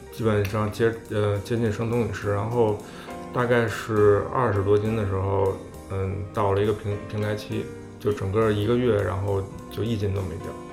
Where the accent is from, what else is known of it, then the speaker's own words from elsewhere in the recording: Beijing, China; 因为我是北京人嘛，北京就是，都是卤菜嘛